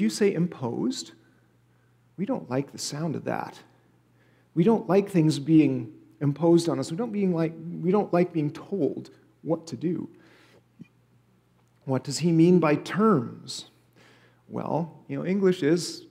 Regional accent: Canada; now in United States; my home country of Canada

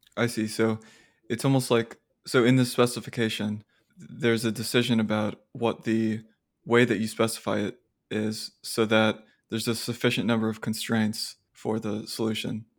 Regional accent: Austin, Texas, United States; I grew up in Austin

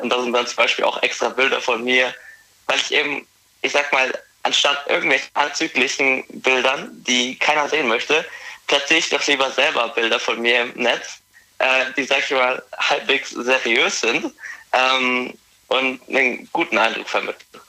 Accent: Forchheim, Bavaria, Germany; komme aus Forchheim, das ist in Oberfranken.

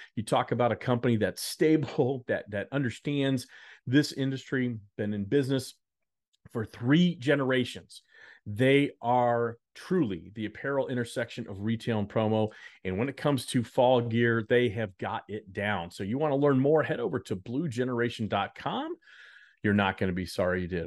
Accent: Dallas, Texas, United States; moved away; I lived in Dallas, I grew up in Dallas

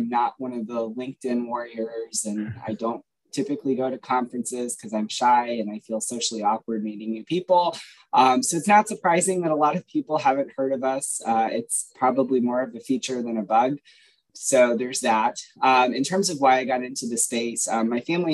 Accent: Boston, Massachusetts, United States; also born or lived in Louisville, Kentucky, United States; I grew up in Louisville, Kentucky. When I was nine, I had to move in with my father in Boston

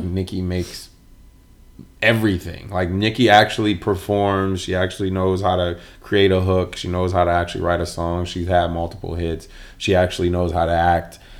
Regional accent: Michigan, United States; I'm from Michigan

